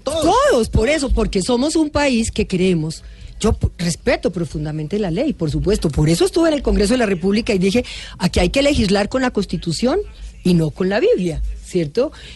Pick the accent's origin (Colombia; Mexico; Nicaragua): Colombia